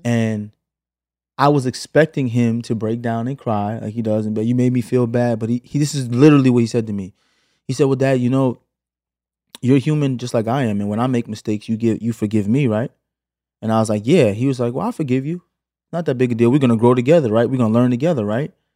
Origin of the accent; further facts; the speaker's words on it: New York City, New York, United States; moved away as an adult; also born or lived in Flatbush, Brooklyn / Los Angeles; now in Atlanta, United States; Flatbush to Canarsie when I was eight